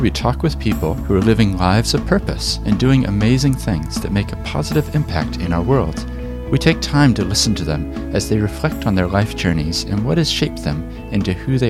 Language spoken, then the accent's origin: English; Papakaio, Otago, New Zealand; Yeah, actually, when I was a child, I grew up in Papakayo, which is just north of Oamaru.